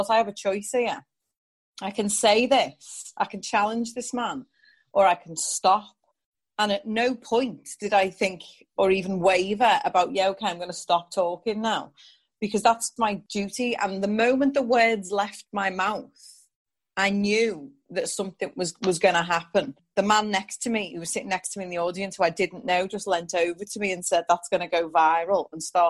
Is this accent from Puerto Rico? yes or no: no; England, United Kingdom; also born or lived in New York; growing up in England in the 1980s as a mixed race child with light skin